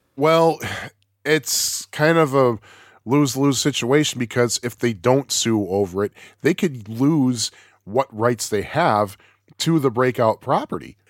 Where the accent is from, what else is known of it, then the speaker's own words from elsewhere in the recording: United States; I'm, I'm American